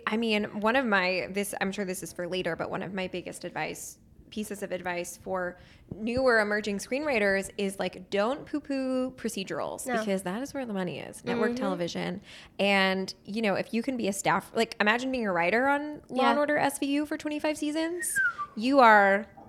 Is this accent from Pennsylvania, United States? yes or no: yes; New Hope, Pennsylvania, United States; I grew up in New Hope, Pennsylvania. It sounds very cute, but it is cute. It's a little quaint town, about 45 minutes outside of Philly.